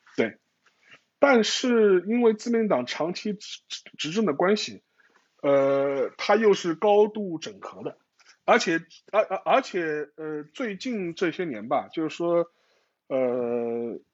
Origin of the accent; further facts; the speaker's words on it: China; 我们中国人